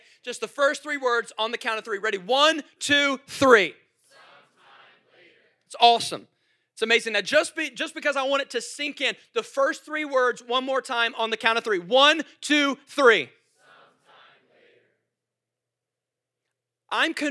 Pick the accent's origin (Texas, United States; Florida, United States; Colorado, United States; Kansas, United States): Florida, United States; Jacksonville; moved away; I come from Jacksonville, so we have the Jaguars.